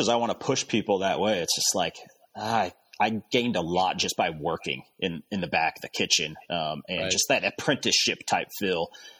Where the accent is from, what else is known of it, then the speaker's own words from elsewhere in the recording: Phoenix, Arizona, United States; also born or lived in Arkansas; Well, I grew up in Phoenix, Arizona and Arkansas. Parents split up. So lived with mom and dad every once in a while, just moved back and forth, upbringing.